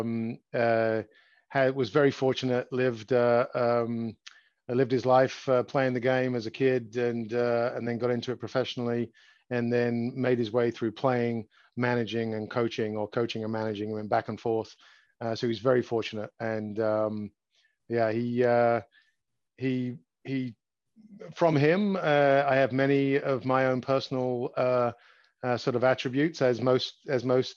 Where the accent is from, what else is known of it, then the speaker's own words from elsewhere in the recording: London, United Kingdom; moved away as an adult; now in United States; I grew up in London, England. I was born just outside of England, just outside of London.